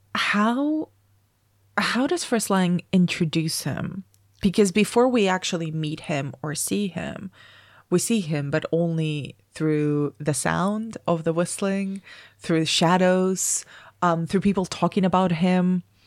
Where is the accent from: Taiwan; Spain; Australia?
Spain; moved away; I grew up in Spain